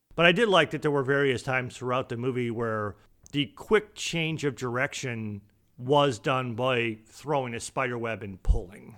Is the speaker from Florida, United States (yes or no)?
no; Boston, Massachusetts, United States; I'm from Boston